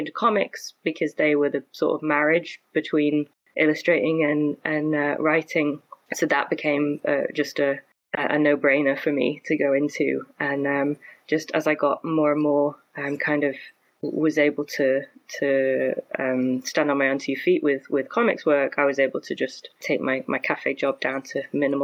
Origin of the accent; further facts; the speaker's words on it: Stockport, North West England, United Kingdom; I grew up in Stockport, which is kind of near Manchester in the UK.